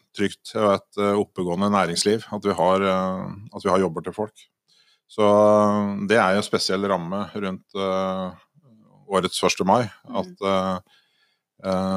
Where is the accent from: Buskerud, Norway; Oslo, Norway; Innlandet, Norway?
Innlandet, Norway; Elverum; jeg kommer jo fra Elverum